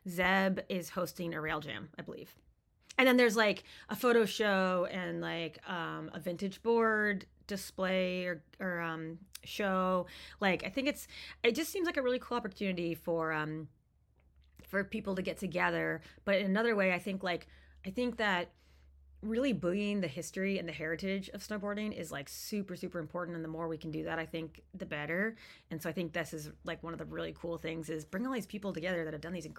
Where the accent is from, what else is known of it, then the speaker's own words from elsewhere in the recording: East Coast, United States; And it was still so important to me growing up on the East Coast.